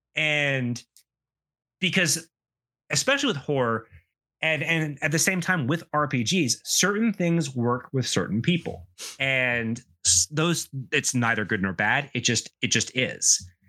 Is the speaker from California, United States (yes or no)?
no; South Carolina, United States; I grew up in the American Southeast, and it's a, especially in South Carolina, it's a weird place to grow up